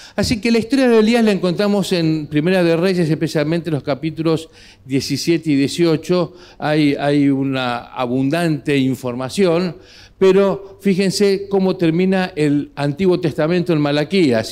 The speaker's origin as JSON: {"language": "Spanish", "country": "Argentina", "said": "nuestra realidad como sociedad aquí en Argentina, con nuestras características, nuestra idiosincrasia"}